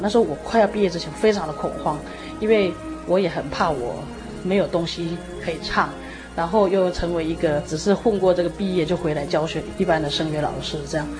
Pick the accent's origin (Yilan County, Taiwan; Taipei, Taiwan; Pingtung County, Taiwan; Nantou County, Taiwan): Nantou County, Taiwan; Puli; moved away as an adult; also born or lived in Germany / Taichung; 本来我们家是住在埔里，这样，那搬到台中嘛